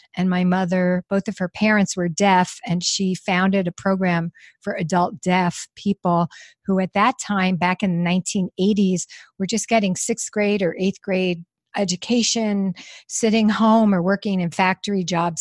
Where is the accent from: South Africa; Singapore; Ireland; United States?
United States; New York; I'm from New York.